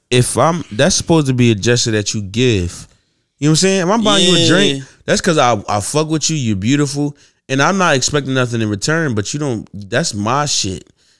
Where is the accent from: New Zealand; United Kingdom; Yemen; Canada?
Yemen; I'm from Yemen.